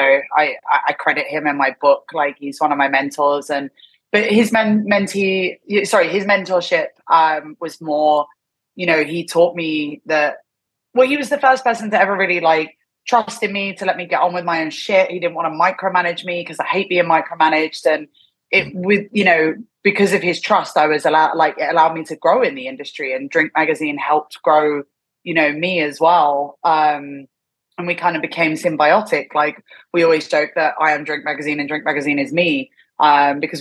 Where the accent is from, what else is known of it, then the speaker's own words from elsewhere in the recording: London, United Kingdom; moved away as an adult; also born or lived in Thailand / Korea / Hong Kong; now in Tokyo, Japan; I'm from London originally, and I didn't get in touch with the scene when I was living there, because I left the UK at 22.